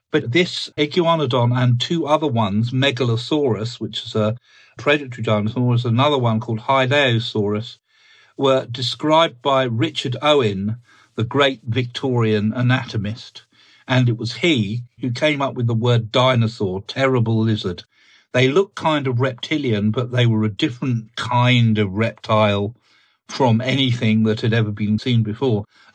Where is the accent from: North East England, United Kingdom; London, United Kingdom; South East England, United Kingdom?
South East England, United Kingdom; In fact, it was a discovery from quite close to where I grew up in Sussex, in the Weald of Sussex, in the sandstone.